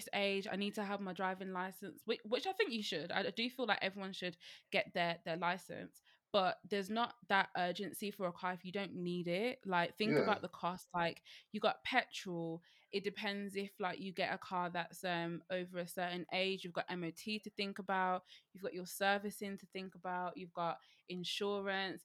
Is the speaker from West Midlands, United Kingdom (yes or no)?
yes; Birmingham, West Midlands, United Kingdom; I'm from Birmingham